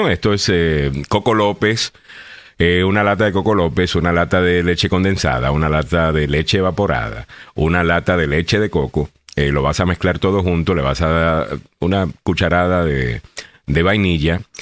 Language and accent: Spanish; Honduras; Mis amistades están encantadas con el coquito y todos somos hondureños. Arriba Honduras